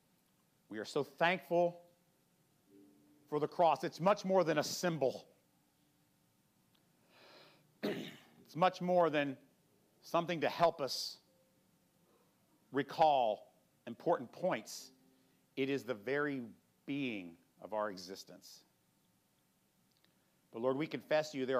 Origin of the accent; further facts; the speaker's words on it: United States; American Christians